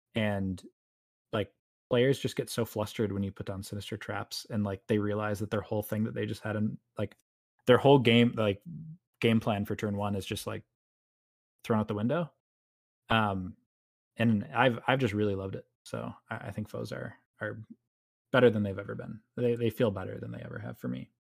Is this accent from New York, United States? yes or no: yes; New York, United States; I'm a New Yorker in Central Time